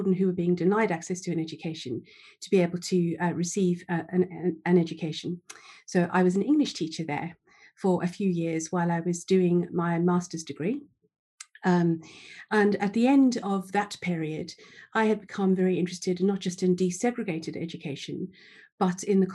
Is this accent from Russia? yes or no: no; South Africa; moved away as an adult; now in England; I was born in South Africa, in apartheid South Africa, actually